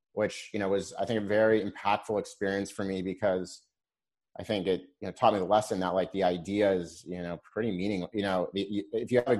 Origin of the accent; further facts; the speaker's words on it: Laguna Beach, California, United States; moved away as an adult; also born or lived in Boston; I grew up in Laguna Beach